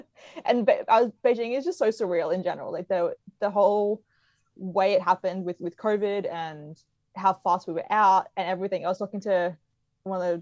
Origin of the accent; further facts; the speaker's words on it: Brisbane, Queensland, Australia; Being a Queenslander